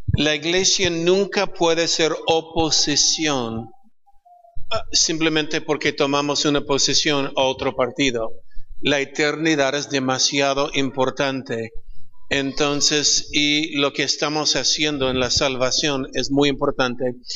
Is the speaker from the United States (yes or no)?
yes; California, United States; Spanish is a second language; moved away as an adult; now in Peru; nací en California. Er, crecí en California, pero 34 años en Perú